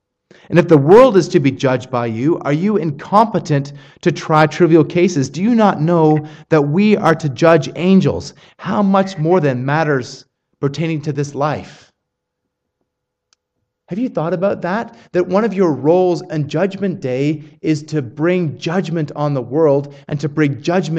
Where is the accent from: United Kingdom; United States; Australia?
Australia; accent: Australian; I did not realize that my Australian accent had become that strong.